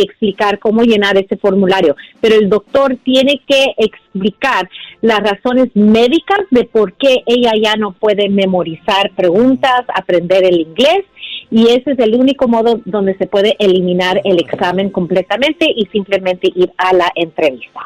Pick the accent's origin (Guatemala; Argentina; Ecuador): Guatemala; moved away; yo soy guatemalteco, mi esposa es mexicana